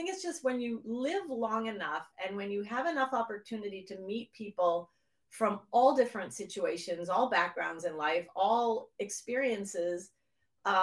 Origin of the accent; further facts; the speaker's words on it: just outside of Boston, Massachusetts, United States; I grew up in just outside of Boston, Massachusetts